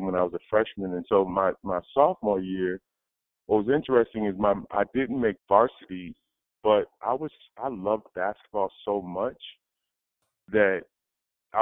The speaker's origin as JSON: {"language": "English", "town": "Old Saybrook", "region": "Connecticut", "country": "United States", "tie": "born or raised there", "said": "I came from a small town, small high school"}